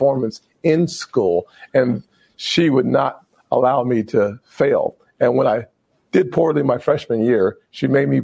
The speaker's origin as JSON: {"language": "English", "region": "South Carolina", "country": "United States", "said": "my home state of South Carolina"}